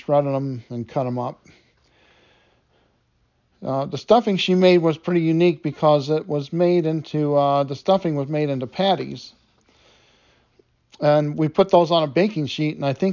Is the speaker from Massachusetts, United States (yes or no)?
no; Detroit, Michigan, United States; I grew up in Detroit, Michigan